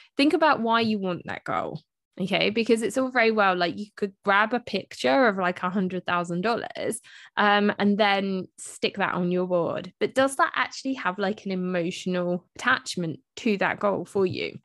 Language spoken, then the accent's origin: English; United Kingdom; I'm British, so we spell it M U M, not M O M.